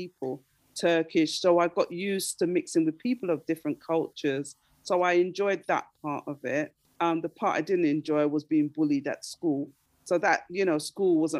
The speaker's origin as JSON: {"language": "English", "region": "London", "country": "United Kingdom", "tie": "born or raised there", "also_born_or_lived": "Darlington / Islington / Stoke Newington / Tottenham", "moved": "yes", "lives_now": "Nottingham, United Kingdom", "said": "I was born in Darlington, and that's in, it's the northeast of England. It's near to Scotland. And my parents moved down to London when I was three"}